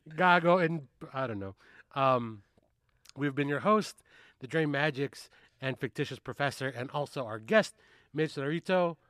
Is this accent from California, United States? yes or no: yes; Carson, California, United States; I grew up in Carson